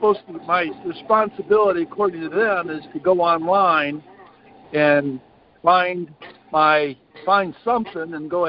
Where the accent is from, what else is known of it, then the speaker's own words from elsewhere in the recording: Arkansas, United States; I'm from Arkansas